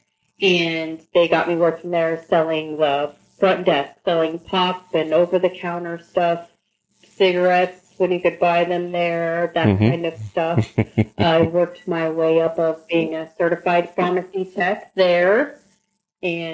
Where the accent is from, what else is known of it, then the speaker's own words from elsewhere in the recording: Fort Madison, Iowa, United States; I'm from little southeast Iowa, Fort Madison, Iowa, which is down in the little southeast corner that borders Missouri and Illinois